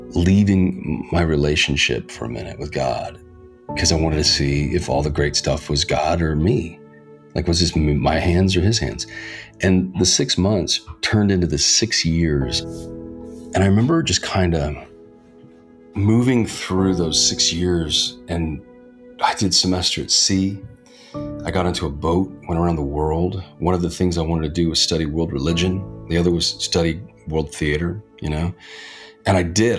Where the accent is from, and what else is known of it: Reno, Nevada, United States; born or raised there; now in Hollywood, United States